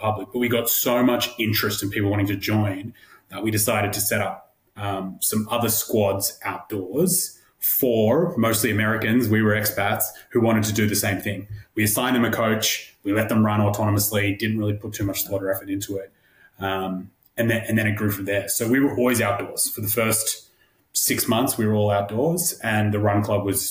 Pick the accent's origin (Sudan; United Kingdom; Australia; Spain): Australia; moved away as an adult; now in New York, United States; being an Australian